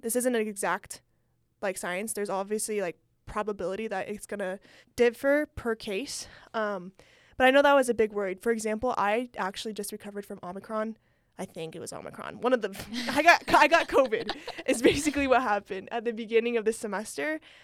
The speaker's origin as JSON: {"language": "English", "region": "California", "country": "United States", "moved": "yes", "said": "I'm from California. Um, that's where most of my family lives"}